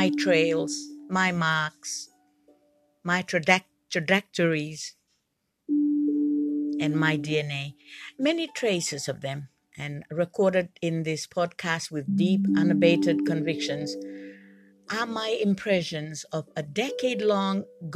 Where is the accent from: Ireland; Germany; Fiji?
Fiji; I'm from the Fiji Islands